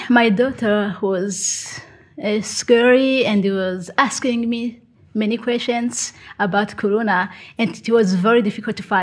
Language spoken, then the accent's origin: English; Burundi; now in Bergen, Norway; I'm from Burundi and mm-hmm. I live in Bergen. I have kids.